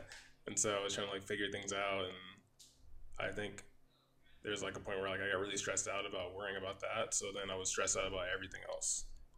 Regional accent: Midwest, United States; also born or lived in Los Angeles; now in Ontario, California, United States; Because we're from the Midwest, so like, everything's pretty much spread out.

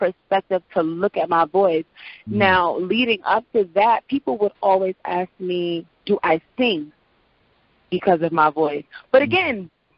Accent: Prince George's County, Maryland, United States; accent: general American; I am a talent from Prince George's County.

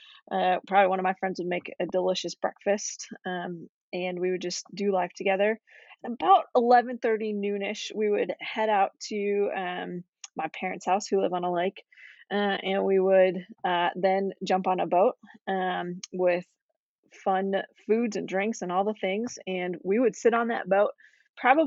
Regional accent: Detroit Lakes, Minnesota, United States; also born or lived in Twin Cities, Minnesota / Bloomington, Minnesota; I am from Detroit Lakes, Minnesota. So a small town in somewhat northern Minnesota, close to Fargo, North Dakota

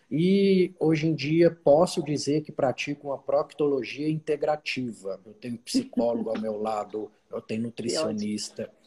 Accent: Uberlândia, Minas Gerais, Brazil; eu sou de Minas, sou de Uberlândia, nascido e criado lá.

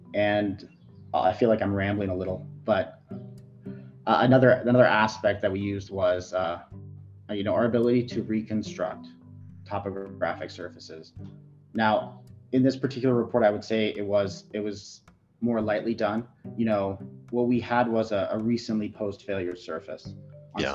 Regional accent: Ottawa, Ontario, Canada; also born or lived in Fort McMurray; born and raised in Ottawa

